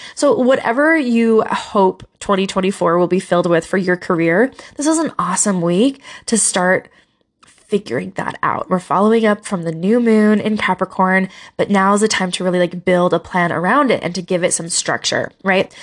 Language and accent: English; Utah, United States; Utah, my home state